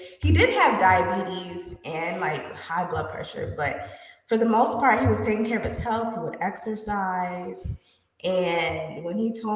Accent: Florida, United States; I was raised in Florida

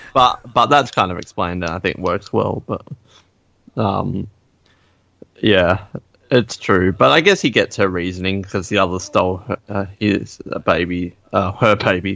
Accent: Australia; I'm from Australia.

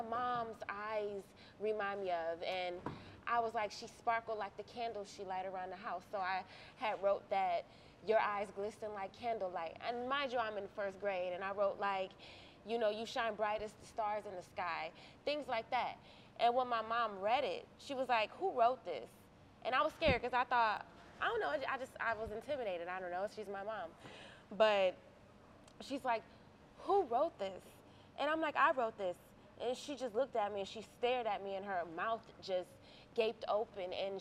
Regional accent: Cleveland, Ohio, United States; also born or lived in Grafton; I'm an actress, a singer, a model from Cleveland, Ohio

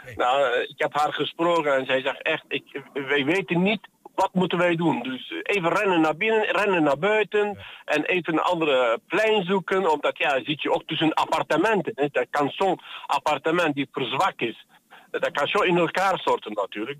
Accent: Antakya, Hatay, Turkey; now in Netherlands; dat is mijn geboortestad

